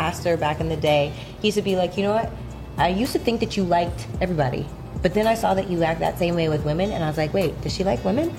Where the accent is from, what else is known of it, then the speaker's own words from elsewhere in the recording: Canada; I'm Canadian